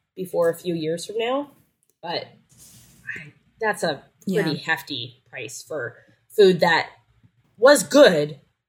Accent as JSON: {"language": "English", "region": "California", "country": "United States", "said": "I'm from California."}